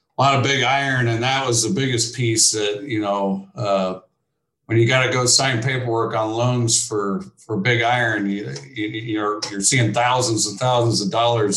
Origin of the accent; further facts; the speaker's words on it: Keokuk, Iowa, United States; moved away as an adult; now in Ames, United States; I grew up down in Southeast Iowa, and my dad ran a construction company